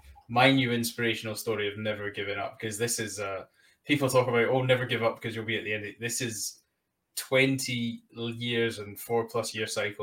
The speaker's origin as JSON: {"language": "English", "country": "United Kingdom", "said": "I'm British, we're dreadful at languages."}